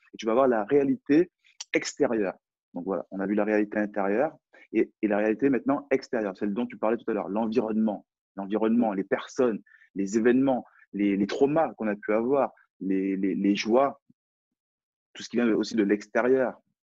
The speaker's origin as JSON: {"language": "French", "country": "France", "accent": "French accent", "said": "J'ai un, French accent, donc j'ai un accent français"}